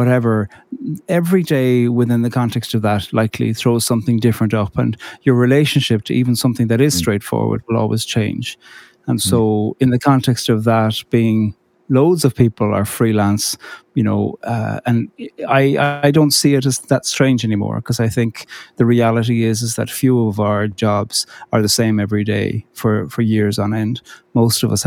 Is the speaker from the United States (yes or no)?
no; Cork, Munster, Ireland; I grew up in Cork on the very south coast.